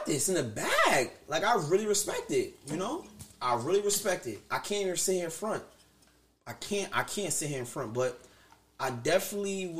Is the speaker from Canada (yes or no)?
no; New Jersey, United States; now in Queens, United States; most of my childhood, I grew up in Jersey, too